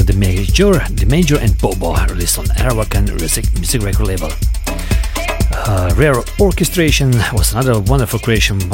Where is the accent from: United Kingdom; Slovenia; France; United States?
Slovenia; We are streaming live from Slovenia, from my hometown